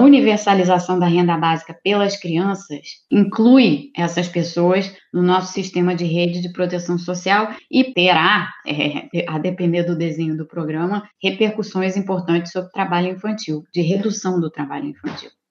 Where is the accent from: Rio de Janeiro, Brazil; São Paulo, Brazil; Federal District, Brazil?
Rio de Janeiro, Brazil; eu sou do Rio de Janeiro